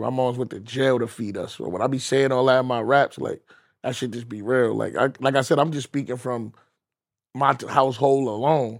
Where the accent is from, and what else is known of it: New York City, New York, United States